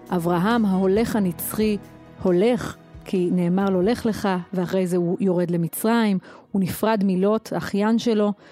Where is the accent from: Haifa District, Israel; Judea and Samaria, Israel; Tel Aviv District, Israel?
Judea and Samaria, Israel; Efrat; אני גדלתי באפרת מגיל שנה, וזו הייתה דמות מופתית